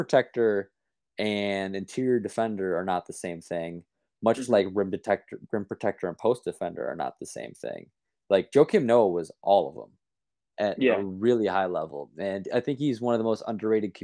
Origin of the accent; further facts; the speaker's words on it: Chicago, Illinois, United States; growing up in Chicago